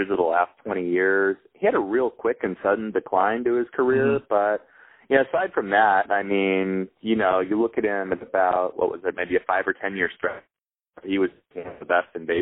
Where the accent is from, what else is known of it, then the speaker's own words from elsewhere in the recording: Northern California, United States; I'm from Northern California